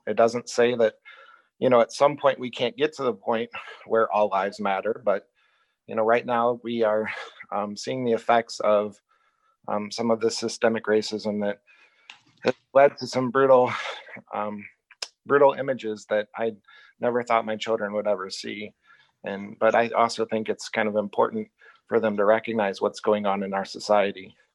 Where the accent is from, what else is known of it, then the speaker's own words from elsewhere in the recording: Illinois, United States; also born or lived in Iowa / South Dakota; now in Richland, United States; I was born and raised in Illinois